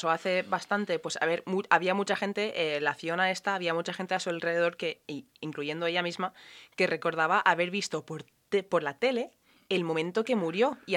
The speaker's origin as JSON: {"language": "Spanish", "country": "Ireland", "said": "yo soy irlandesa y he ido a un colegio muy católico"}